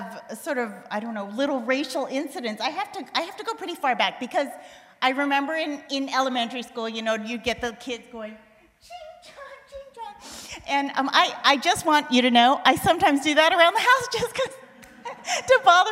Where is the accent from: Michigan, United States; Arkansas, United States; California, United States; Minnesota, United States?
California, United States; Bay Area; also born or lived in Indiana / Tennessee; I grew up in the Bay Area, mostly, from the time I was four